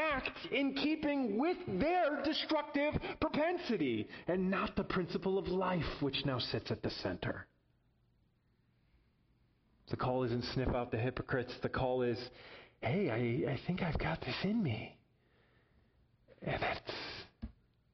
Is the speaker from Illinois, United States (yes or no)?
yes; Chicago, Illinois, United States; moved away; I'm a citizen of the United States and I come from Chicago